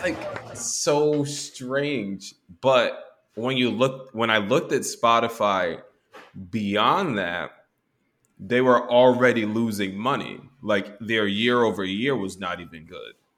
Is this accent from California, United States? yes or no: no; Texas, United States; I'm from Texas.